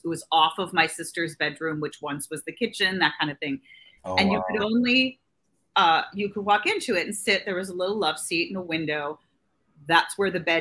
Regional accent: New York, United States; I grew up here in New York

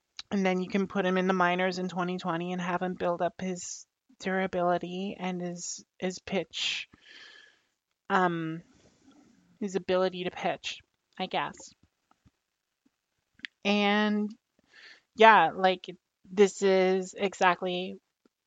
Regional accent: Canada; I am Canadian.

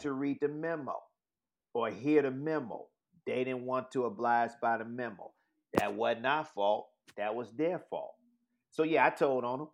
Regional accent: Chicago, Illinois, United States; I'm from Chicago

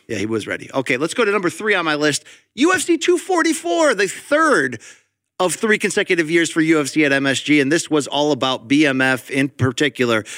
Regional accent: Connecticut, United States; I grew up in Connecticut, factory town

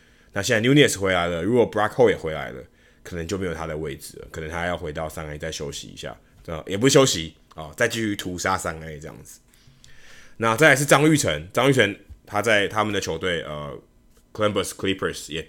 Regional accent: Taiwan; 我说：“哦，当然，我们台湾人，我们台湾的记者，所以我们当然都知道他两个是台湾人。”

